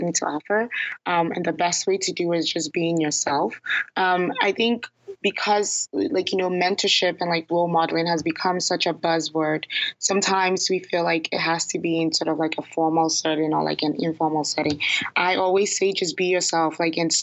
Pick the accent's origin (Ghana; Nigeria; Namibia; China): Ghana; now in Toronto, Canada; Ghana, which happens to be my home country